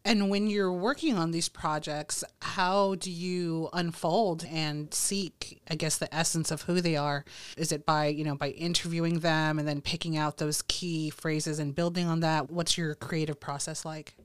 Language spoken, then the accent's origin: English; Texas, United States; I'm a Texas girl